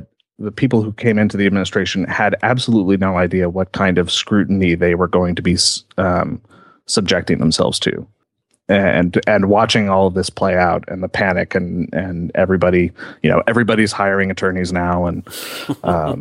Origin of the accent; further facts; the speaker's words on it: Columbia, Missouri, United States; I grew up in Columbia, Missouri